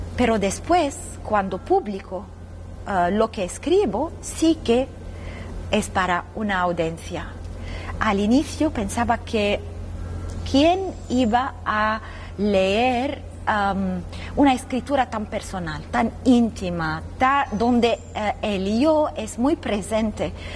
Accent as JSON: {"language": "Spanish", "country": "Lebanon", "tie": "born or raised there", "said": "desde muy niña ah, había una guerra civil muy feroz en mi país, en el Líbano"}